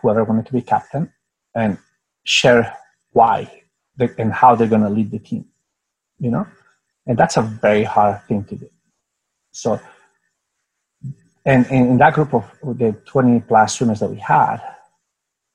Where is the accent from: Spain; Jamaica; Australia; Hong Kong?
Spain; moved away; also born or lived in United States / Singapore; I'm from Spain, and I was born in a place that we had a dictatorship